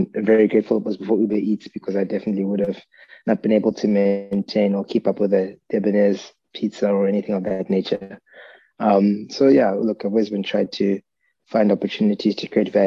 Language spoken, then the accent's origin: English; South Africa; I grew up in South Africa, parents are Ugandan by origin